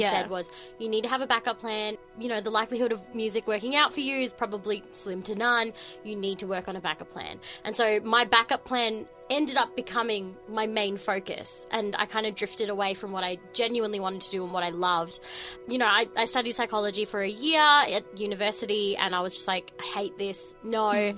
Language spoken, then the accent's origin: English; Australia; I'm Asian Australian.